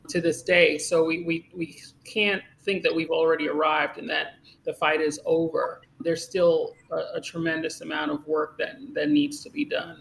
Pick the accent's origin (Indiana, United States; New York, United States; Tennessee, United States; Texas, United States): New York, United States; Great Neck; also born or lived in Uniondale, New York; now in Harlem, New York City, United States; I was born in North Shore Hospital. Okay. Uh, grew up in Great Neck